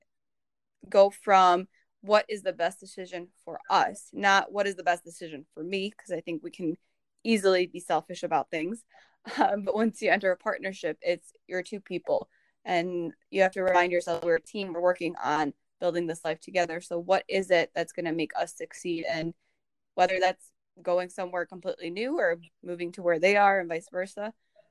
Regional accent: Bosnia & Herzegovina; moved away; also born or lived in Germany; I came obviously from Bosnia, then I lived in Germany for some time

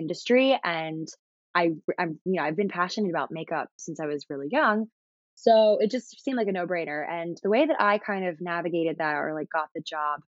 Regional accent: Maryland, United States; moved away as an adult; also born or lived in North Carolina; now in New York City, United States; I've lived in Maryland my whole life

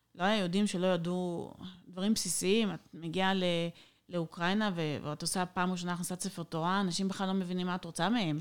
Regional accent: Israel; moved away as an adult; now in Odesa, Ukraine; אנחנו נולדנו בארץ, בחממה, משפחה, אני נולדתי במשפחה חבדית

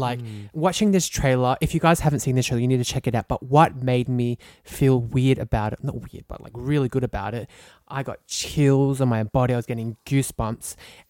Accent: Australia; we need that more here in Australia.

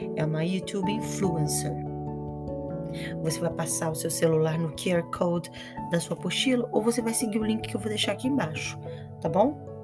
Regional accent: Brazil; I am from Brazil. É de onde eu venho

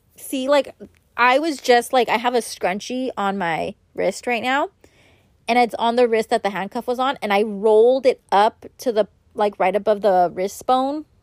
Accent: Los Angeles, California, United States; I was born and raised in Los Angeles

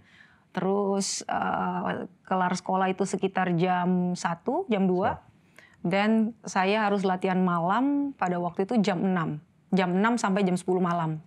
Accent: Manado, North Sulawesi, Indonesia; moved away; also born or lived in Jakarta; saya lahir Jakarta, kemudian di usia 2 tahun eh, saya dan mama saya pindah ke Manado

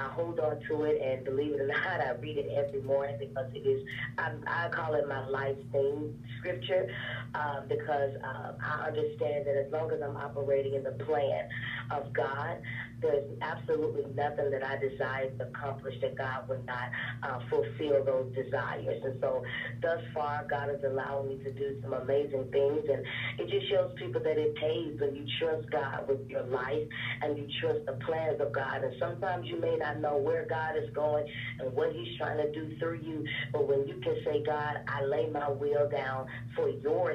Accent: Memphis, Tennessee, United States; now in Atlanta, United States; I am originally from Memphis, Tennessee, by way of West Memphis, Arkansas, and I'm now in Atlanta

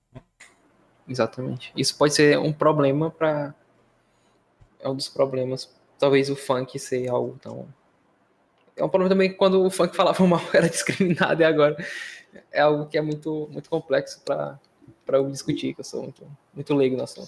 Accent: Northeast Region, Brazil; Sou nordestino

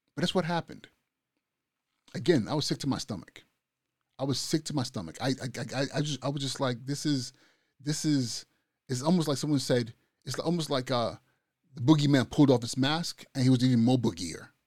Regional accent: Nigeria; moved away; I'm Nigerian. I'm from Nigeria.

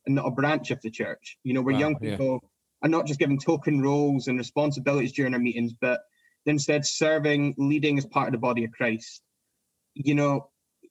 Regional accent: United Kingdom; as British people

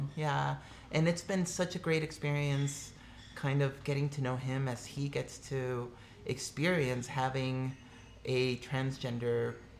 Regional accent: Mexico; No, so I'm an immigrant from Mexico.

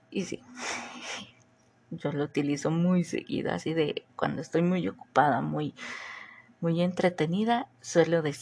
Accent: Mexico; accent: chilango; La verdad es que me encanta hablar como chilanga norteña morelense.

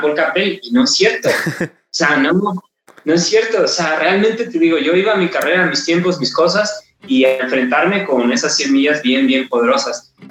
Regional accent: Mexico; como mexicanos

